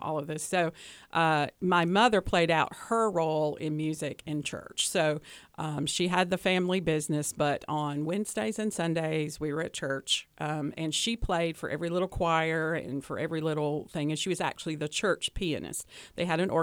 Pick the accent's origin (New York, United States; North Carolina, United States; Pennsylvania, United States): North Carolina, United States; Hickory; accent: Southern; I grew up in Hickory, North Carolina